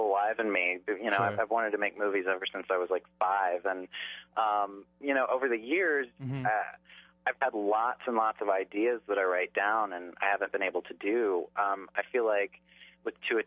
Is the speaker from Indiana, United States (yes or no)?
no; Charleston, South Carolina, United States; I grew up in Charleston, South Carolina